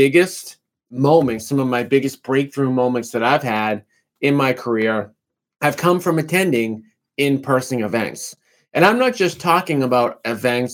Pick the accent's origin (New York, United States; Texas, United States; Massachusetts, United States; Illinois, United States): Massachusetts, United States; Revere; I grew up in Revere, Massachusetts